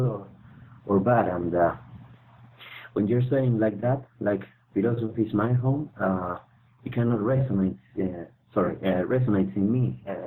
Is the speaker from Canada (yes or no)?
no; Argentina; moved away as an adult; now in Europe; I'm originally from Argentina, okay, and right now I'm living in Europe. For the last 10 years